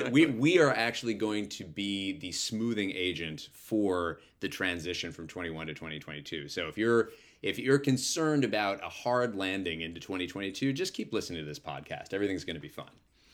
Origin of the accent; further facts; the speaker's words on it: New York City, New York, United States; So playing in New York as a New Yorker on my birthday, I think is going to feel really fun.